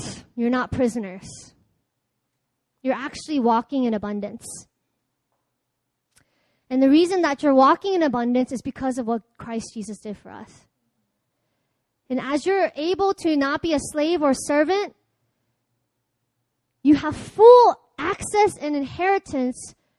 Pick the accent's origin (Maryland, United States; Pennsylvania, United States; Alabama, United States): Maryland, United States; Baltimore; moved away; I'm from Baltimore